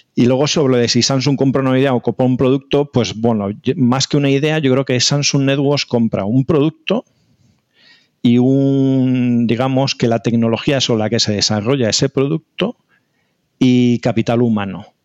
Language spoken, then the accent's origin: Spanish; Spain; nosotros los españoles